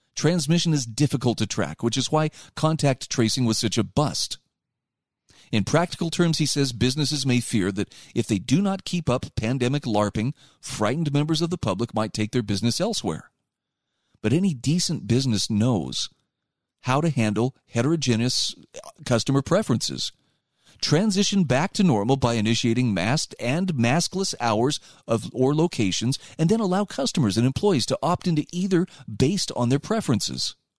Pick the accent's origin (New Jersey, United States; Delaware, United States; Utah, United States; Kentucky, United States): Utah, United States; my home state of Utah